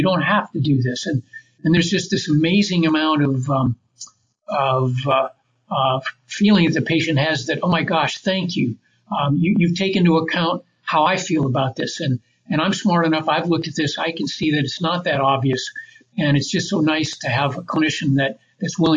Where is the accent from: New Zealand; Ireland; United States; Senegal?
United States; Grand Rapids, Michigan; I ended up moving back to my hometown, Grand Rapids, Michigan